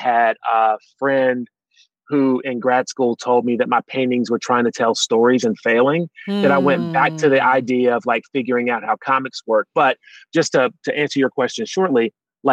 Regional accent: Martinsville, Virginia, United States; moved away as an adult; also born or lived in New England; now in New Hampshire, United States; I grew up in Southwestern Virginia. I was born in Martinsville, Virginia.

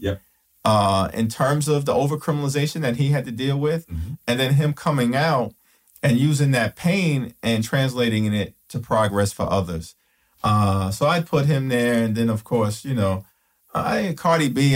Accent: New York City, New York, United States; Growing up in Brooklyn

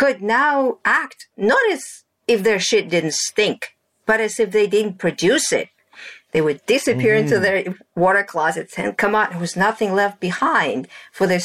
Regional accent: Russia; moved away; I grew up in Russia in my grandfather's farm.

